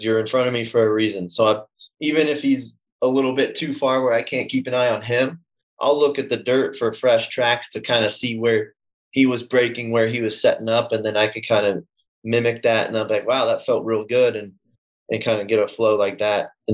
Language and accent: English; Southern California, United States; also born or lived in New England; I was born in SoCal